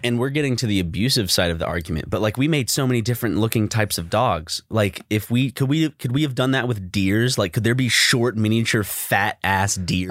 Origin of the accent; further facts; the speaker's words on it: South Carolina, United States; growing up in South Carolina